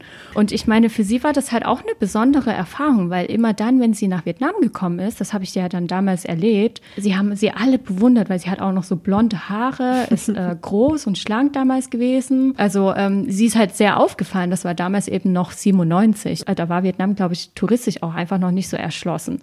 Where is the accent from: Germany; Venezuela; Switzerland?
Germany; Ich bin in, noch damals in der DDR ähm, geboren